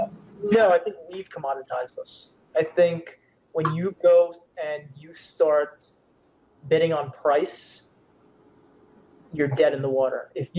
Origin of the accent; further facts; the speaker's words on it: Canada; Yes, I am Canadian, eh? Yes, I am.